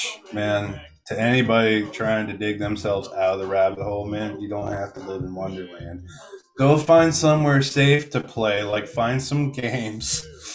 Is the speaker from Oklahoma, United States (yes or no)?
no; Virginia Beach, Virginia, United States; I come from Southside Virginia Beach, and that's for a lot of where I performed.